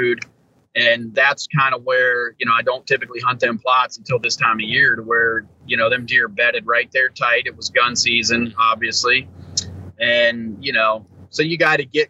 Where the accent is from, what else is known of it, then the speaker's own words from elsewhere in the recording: Ohio, United States; Still chasing my home state deer, though, Ohio.